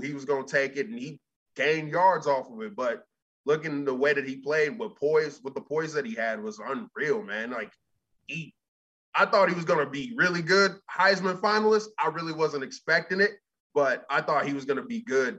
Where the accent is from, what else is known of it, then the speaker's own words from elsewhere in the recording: Cincinnati, Ohio, United States; Even though I'm from Cincinnati